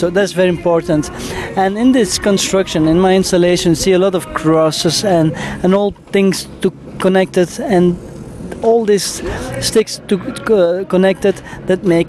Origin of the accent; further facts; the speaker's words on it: Belgium; We come from Belgium